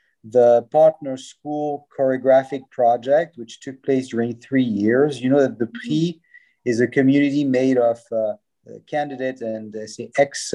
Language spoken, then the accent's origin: English; Lausanne, Vaud, Switzerland; I was born and raised in Lausanne